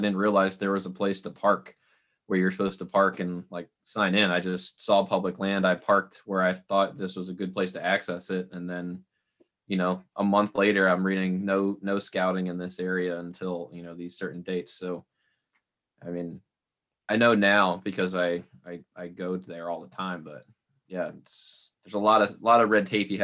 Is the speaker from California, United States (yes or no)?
no; New Jersey, United States; also born or lived in Northern Illinois; now in Illinois, United States; I'm from New Jersey